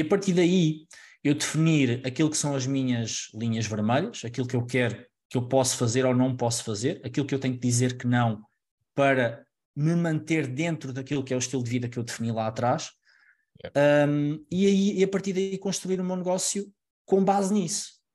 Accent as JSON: {"language": "Portuguese", "town": "Alcobaça", "region": "Centro", "country": "Portugal", "moved": "as an adult", "lives_now": "Lisbon, Portugal", "said": "eu sou de Alcobaça, uma, uma cidade mais pequena"}